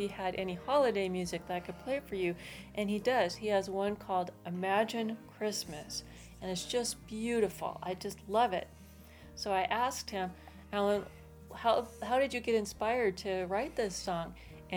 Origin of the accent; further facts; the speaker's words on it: Seattle, Washington, United States; also born or lived in Southern California; now in California, United States; I'm originally from Seattle, Washington, where it was very cold and rainy